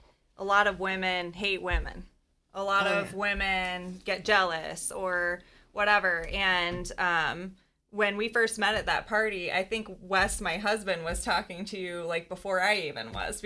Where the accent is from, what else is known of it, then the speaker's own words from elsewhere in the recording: United States; I was born and raised in the Quad Cities.